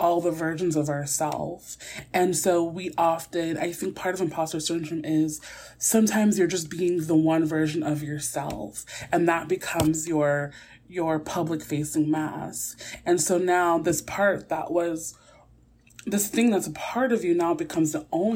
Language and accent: English; New York City, New York, United States; I'm also from Brooklyn. I'm going to drop my G sometimes.